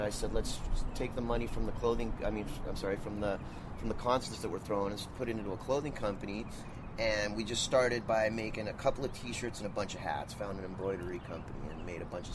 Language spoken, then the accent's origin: English; Southern California, United States; I grew up in Southern California. You know, I was born and raised here